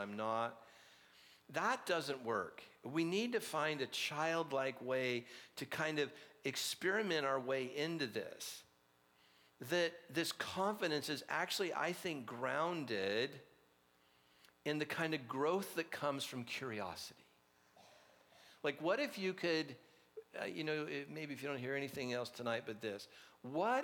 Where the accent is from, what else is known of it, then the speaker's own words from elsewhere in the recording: Orange County, California, United States; I grew up in Orange County